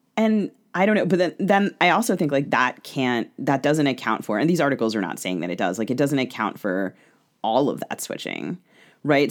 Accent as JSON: {"language": "English", "region": "Maryland", "country": "United States", "tie": "born or raised there", "said": "I grew up in Maryland"}